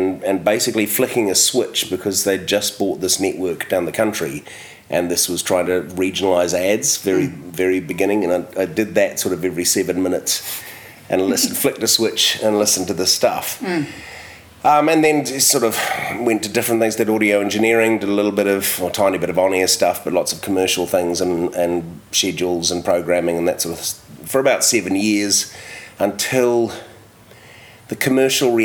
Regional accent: Whangaparaoa, Auckland, New Zealand; also born or lived in Glenfield; now in Wellington, New Zealand; I grew up in Whangaparoa, sort of north of Auckland, so lots of beaches

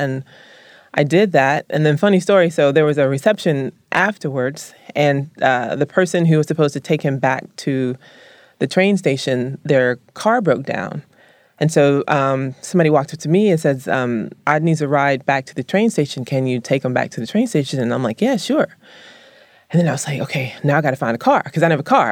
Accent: Columbus, the South, United States; moved away; I was raised in the South

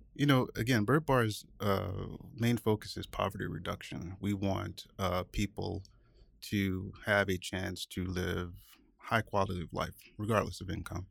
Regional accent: Augusta, Georgia, United States; moved away as an adult; also born or lived in Atlanta, Georgia; now in Seattle, United States; I'm originally from Augusta, Georgia

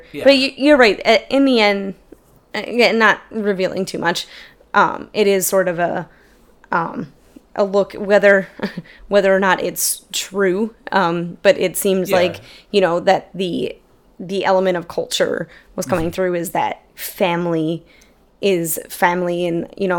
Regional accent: Queens, New York, United States; And like, sure, we're from Queens.

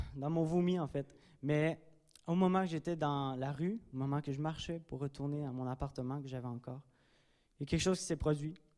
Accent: Drummondville, Quebec, Canada; moved away; je suis natif de Drummondville

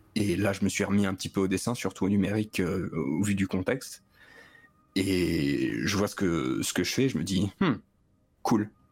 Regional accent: Metz, Grand Est, France; now in near Clermont-Ferrand, France; je viens de Metz

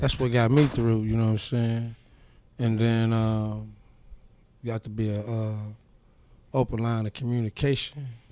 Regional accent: Milwaukee, Wisconsin, United States; also born or lived in Missouri; I was born in Missouri, raised in Milwaukee

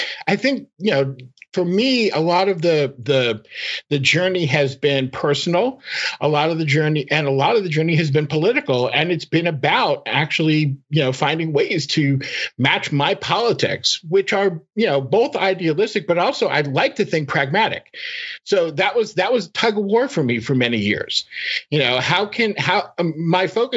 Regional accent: United States; an American Jewish child

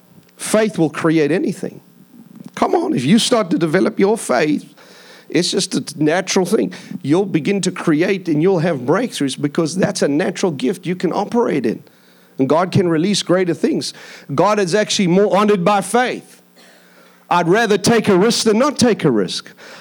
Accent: India; also born or lived in Philippines / Mauritius / Seychelles / Madagascar; I grew up in India. I grew up in the Philippine Islands. I lived in Mauritius. I lived in Seychelles. I lived in Madagascar.

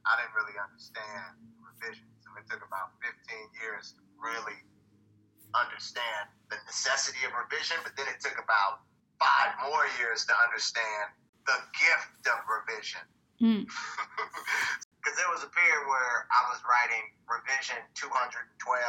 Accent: Oakland, California, United States; also born or lived in New York; now in Paris, France; I grew up in Oakland and was in public schools

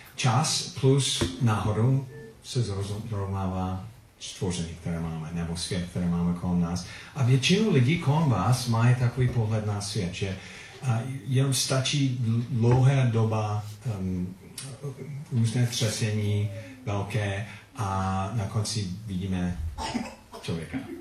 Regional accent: Philippines; Czech is a second language; also born or lived in United States; now in Czech Republic; odkud pocházím, kde jsem se narodil, to bylo na Filipínách. A občanství, USA stále.

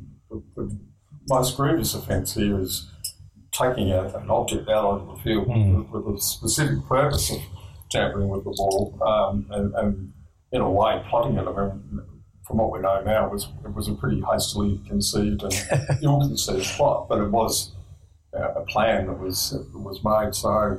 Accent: Australia; Yeah, but we're cricket lovers. As most Australian men are, I suppose.

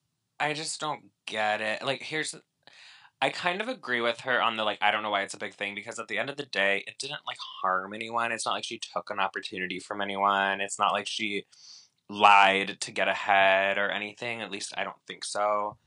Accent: Spain; also born or lived in Boston, United States; Yeah, I was born in Boston. Like, that's true. I did spend a lot of my childhood in Spain.

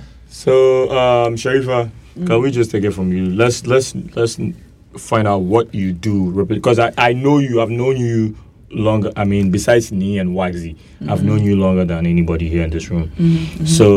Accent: Ghana; I'm a Ghanaian man. I use my Ghanaian passport. I'm a pure Ghana man.

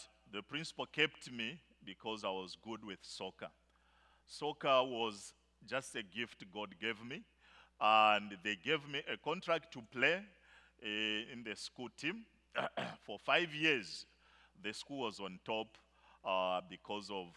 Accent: Zambia; In Zambia, I come from the bush part of Zambia.

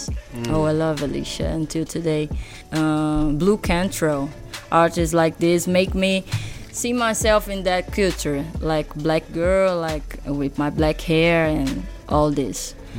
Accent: Rio de Janeiro, Brazil; also born or lived in São Paulo; I'm from the North Zone, a neighborhood called Anchieta, and from a favela called Complexo do Chapadão.

